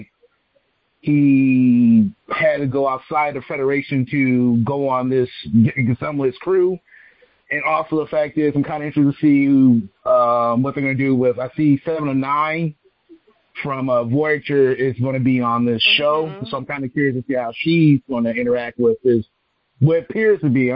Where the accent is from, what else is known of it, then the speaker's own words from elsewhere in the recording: Ohio, United States; I'm from Ohio